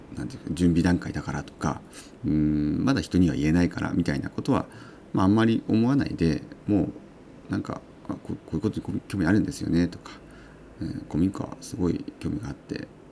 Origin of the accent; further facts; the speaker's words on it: Uonuma, Niigata, Japan; 私の魚沼、えー、出身でもある魚沼ですね出身地である魚沼地方地域